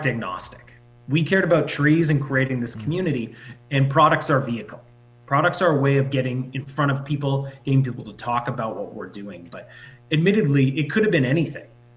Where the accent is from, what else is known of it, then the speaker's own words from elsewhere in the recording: Saskatchewan, Canada; a really small community, which we grew up in Saskatchewan